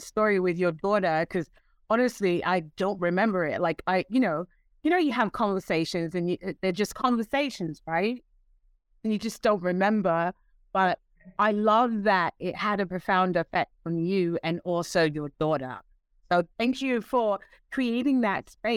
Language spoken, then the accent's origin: English; London, United Kingdom; moved away; I'm born and raised in London, England, and I have two Caribbean parents